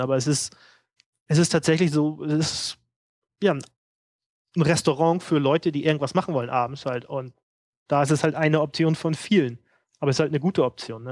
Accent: Hamburg, Germany; moved away; ich komme ja aus Hamburg

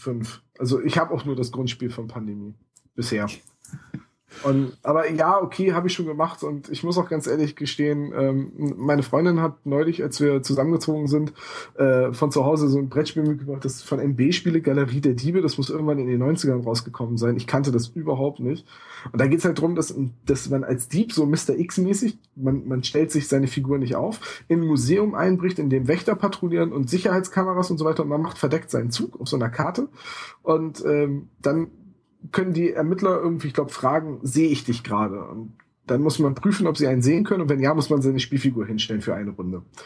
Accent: Bremen, Germany; in meiner Heimatstadt

